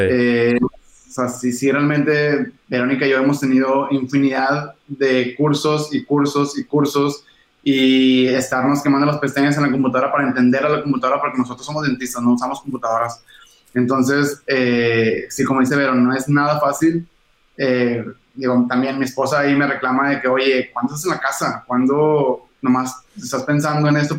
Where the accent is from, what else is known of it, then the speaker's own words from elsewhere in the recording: Monterrey, Nuevo León, Mexico; los dos somos de Monterrey